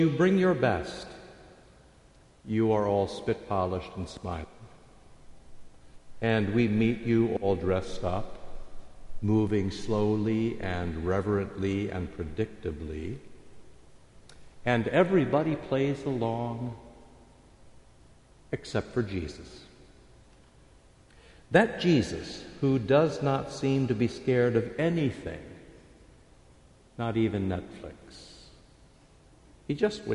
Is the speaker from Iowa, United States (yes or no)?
yes; Iowa, United States; I grew up in Iowa